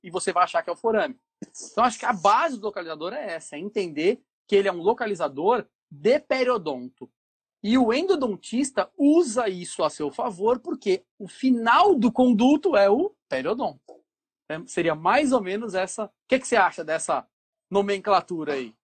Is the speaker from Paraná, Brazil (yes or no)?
no; São Paulo, Brazil; moved away as an adult; now in Ceará, Brazil; eu sou é, morador do Ceará já há quase 20 anos, né? mas sou paulista, da capital de São Paulo